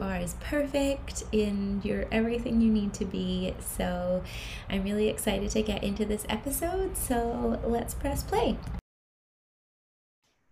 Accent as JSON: {"language": "English", "country": "Canada", "moved": "yes", "said": "I'm from Canada originally"}